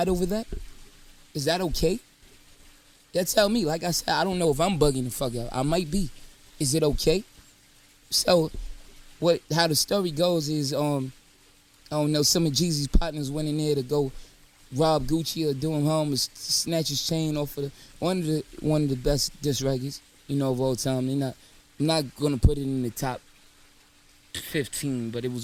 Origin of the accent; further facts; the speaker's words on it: New York City, New York, United States; I'm from New York.